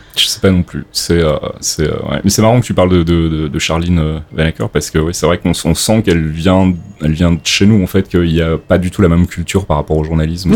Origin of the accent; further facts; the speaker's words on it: Belgium; moved away as an adult; now in France; je viens de Belgique donc j'ai fait des études de journalisme en Belgique et j'ai commencé à bosser là-bas